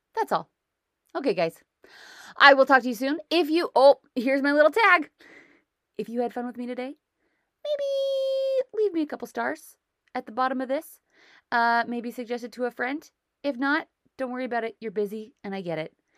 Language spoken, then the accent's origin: English; United States; now in Canada; I'm an American who lives in Canada